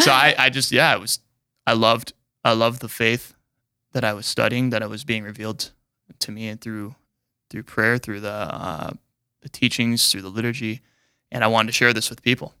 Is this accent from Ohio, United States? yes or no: no; Mobridge, South Dakota, United States; also born or lived in Aberdeen, South Dakota / Saint Paul, Minnesota / Rome; I lived in Mobridge till a f, my freshman year of high school